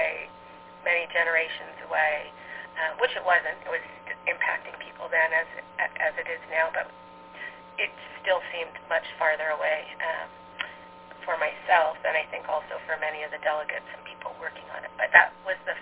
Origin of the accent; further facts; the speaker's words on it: Alberta, Canada; moved away as an adult; now in New York City, United States; I'm Canadian and American. I live in New York City now, but grew up in Alberta, Canada